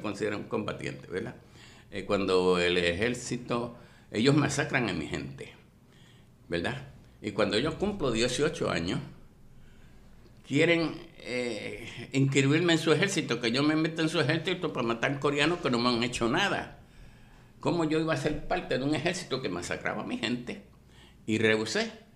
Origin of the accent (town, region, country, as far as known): Puerto Rico